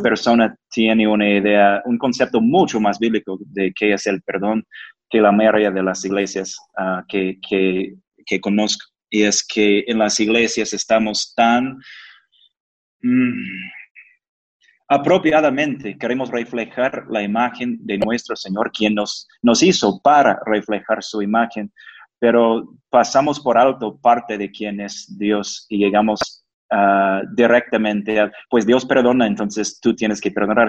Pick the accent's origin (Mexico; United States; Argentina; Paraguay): United States; Spanish is a second language; yo soy gringo